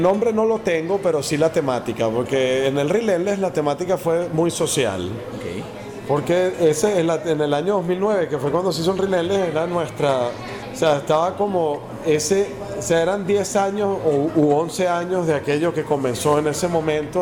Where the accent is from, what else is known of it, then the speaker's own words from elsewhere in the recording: Venezuela; nosotros somos venezolanos